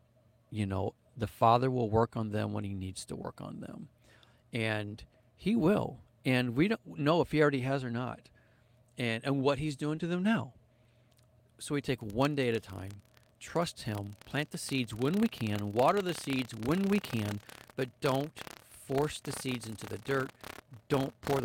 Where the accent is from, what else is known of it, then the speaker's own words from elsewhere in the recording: St. Louis, Missouri, United States; moved away as an adult; also born or lived in Costa Rica; now in Arkansas, United States; we live down in Arkansas now and we are from the St. Louis area